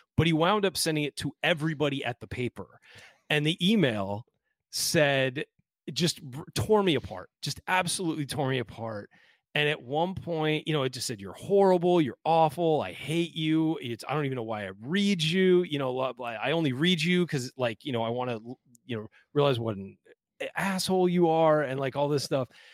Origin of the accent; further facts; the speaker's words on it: California, United States; moved away; I'm from California, and I'll never be a true Hoosier